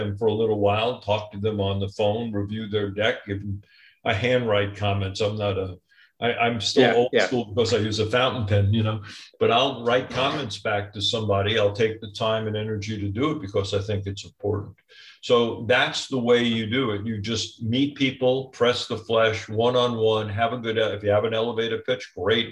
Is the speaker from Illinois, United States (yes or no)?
no; New York, United States; now in Orange County, United States; I'm a New Yorker